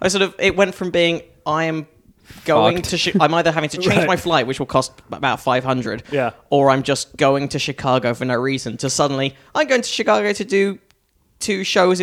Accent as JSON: {"language": "English", "town": "Northwood", "region": "London", "country": "United Kingdom", "tie": "born or raised there", "also_born_or_lived": "Hampstead / Crouch End", "moved": "yes", "said": "I grew up in a town called Northwood, which is kind of near"}